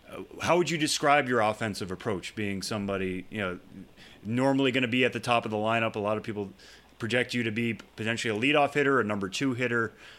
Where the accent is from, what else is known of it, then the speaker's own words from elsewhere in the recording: Massachusetts, United States; I grew up in Massachusetts.